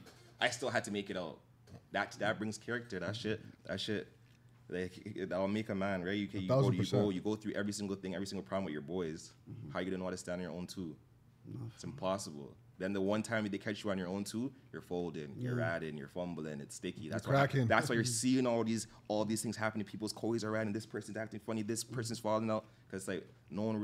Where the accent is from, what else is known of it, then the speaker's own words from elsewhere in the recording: Toronto, Ontario, Canada; I'm from Killing Shepherd. I already said that. So Killing Shepherd, it had like that area is kind of like a neutral area in Toronto